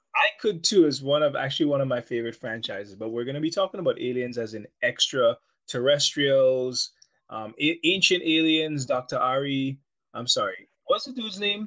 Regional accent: Guyana; when I was a child growing up in Guyana

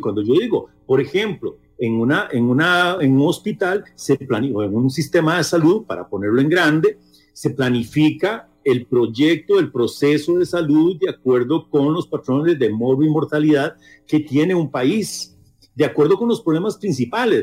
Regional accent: Costa Rica; nosotros como sociedad costarricense

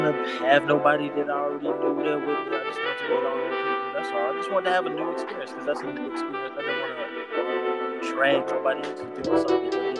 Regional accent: not too far from Chicago, Midwest, United States; I am from the Midwest, not from Maryland. Not too far away from Chicago.

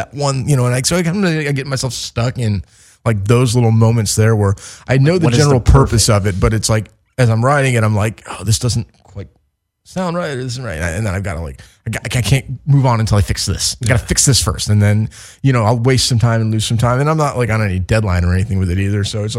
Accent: Chicago, Illinois, United States; now in Los Angeles, United States

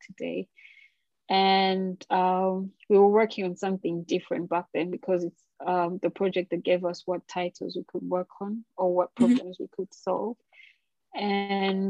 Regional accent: Kampala, Central Region, Uganda; moved away as an adult; also born or lived in Birmingham, United Kingdom; now in United Kingdom; I'm from Kampala, Uganda, my favorite place in the world. But the UK is definitely my second home now

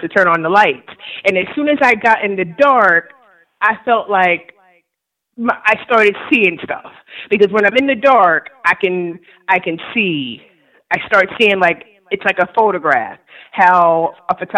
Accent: New York, United States; now in Virginia, United States; I live in Virginia right now, but I'm from New York.

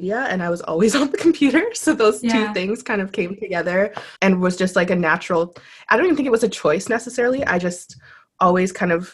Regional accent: Ottawa, Ontario, Canada; moved away; also born or lived in Tokyo; I was born and raised in Ottawa.

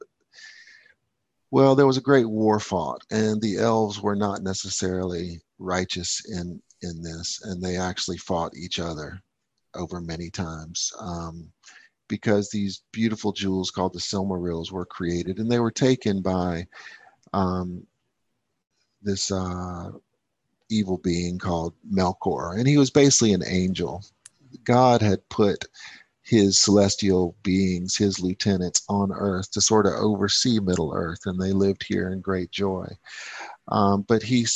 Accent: United States; moved away; I'm vested in America and I will be back, and I'm American to the core

